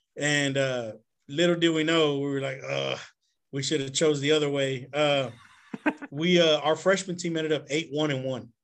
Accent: Jacinto City, Texas, United States; also born or lived in Woodforest, Houston, Texas; I grew up in the Galena Park side in Jacinto City

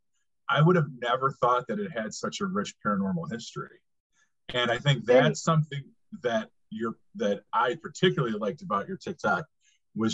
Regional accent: Chicago, Illinois, United States; I grew up in Illinois

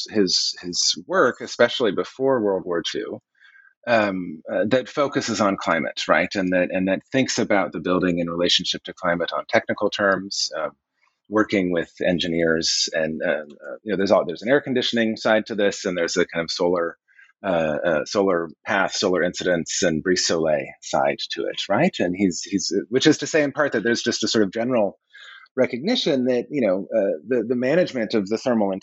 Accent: Colorado, United States; growing up in Colorado in the 1970s and 80s, there were solar houses everywhere

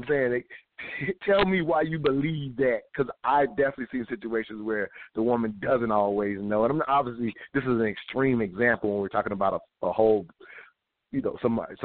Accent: the South, United States; I'm from the South.

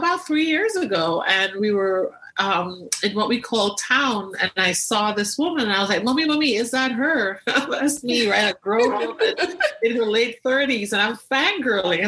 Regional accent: Tobago, Trinidad & Tobago; so I grew up in Tobago, the smaller island of the two in Trinidad and Tobago

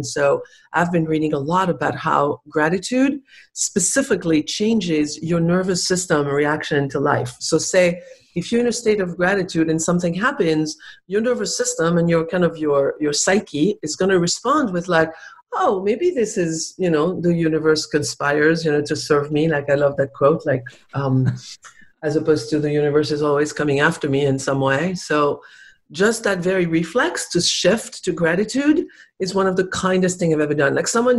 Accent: France; English is a second language; also born or lived in Spain; I was raised in Spain. And so I speak really good Spanish and I was raised in France, obviously. And so my French is really good. And so my French is really good, better than my English.

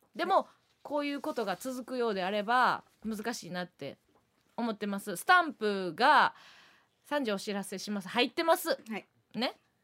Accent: Kansai, Osaka, Japan; 地元大阪関西

